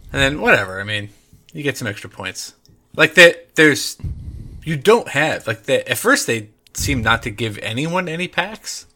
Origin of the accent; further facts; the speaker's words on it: United States; I'm American